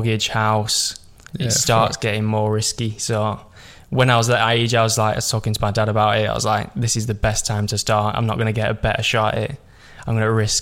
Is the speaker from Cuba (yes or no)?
no; Preston, North West England, United Kingdom; So I'm from Preston. If you don't know where that's from, it's around Lancashire. So basically northwest